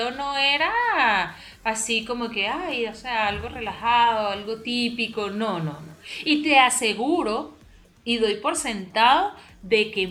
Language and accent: Spanish; Venezuela; lo que pasa es que nosotros somos muy cerrados. Eh, o sea, como país o como sociedad venezolana, a veces somos un poquito más, más cerrados mentalmente.